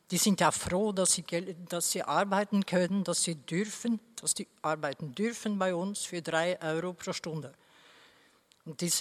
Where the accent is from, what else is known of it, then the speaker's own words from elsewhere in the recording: Norway; German is a second language; Also zum Beispiel, ich komme ja aus Norwegen, da gibt es eh, zum Beispiel Heidelbeeren zu pflücken